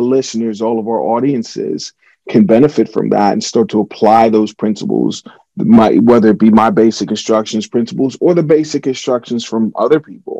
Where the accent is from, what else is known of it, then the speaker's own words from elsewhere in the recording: Pittsburgh, Pennsylvania, United States; becoming a Super Bowl champion with my hometown team